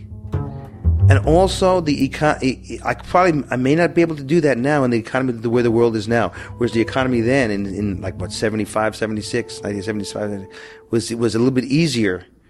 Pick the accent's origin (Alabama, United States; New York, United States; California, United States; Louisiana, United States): New York, United States; Syracuse; moved away; also born or lived in Boston / New Hampshire / Los Angeles; I'm from Syracuse. I moved to Boston in New Hampshire area.